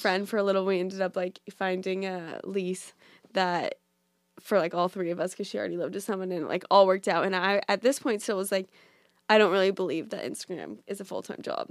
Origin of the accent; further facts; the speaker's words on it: Orange County, California, United States; moved away as an adult; also born or lived in Boulder, Colorado; now in New York, United States; I'm from California, so I grew up in Orange County